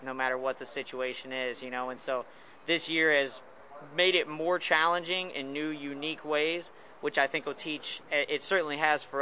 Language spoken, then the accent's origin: English; right outside of St. Louis, Missouri, United States; we're from the Midwest. You know, we're from right outside of St. Louis, Missouri.